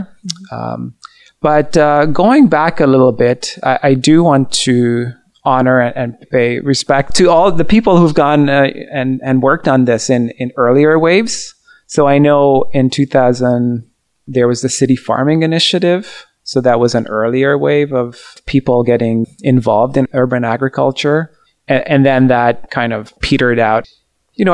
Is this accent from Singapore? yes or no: no; Hungary; my dad comes up to me, and we're from Hungary, where he grew up in a small town, small village with big gardens.